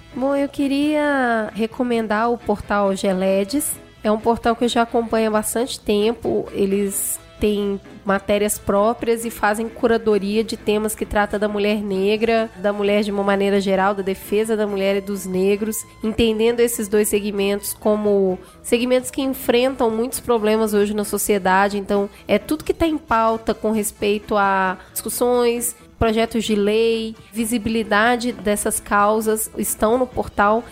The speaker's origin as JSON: {"language": "Portuguese", "region": "Minas Gerais", "country": "Brazil", "tie": "born or raised there", "said": "eu nasci em Minas, eu sou cruzeirense"}